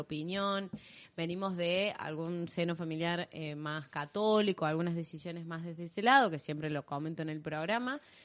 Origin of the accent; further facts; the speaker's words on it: Córdoba, Argentina; accent: tonada cordobesa; nuestra tonada cordobesa